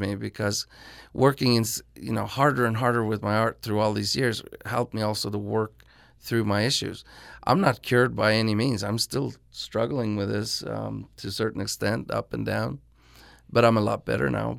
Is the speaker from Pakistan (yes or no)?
no; Norway; my hometown of Norway